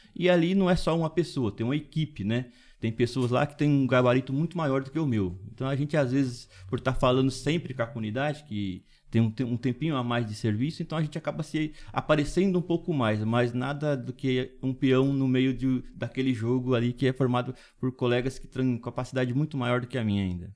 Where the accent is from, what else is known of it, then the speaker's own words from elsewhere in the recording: Dracena, São Paulo, Brazil; Eu sou morador de Dracena, nasci em Dracena.